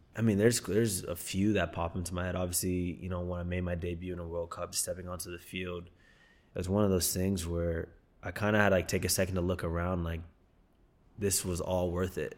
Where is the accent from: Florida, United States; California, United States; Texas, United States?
Texas, United States; moved away; I grew up in Texas where American football was huge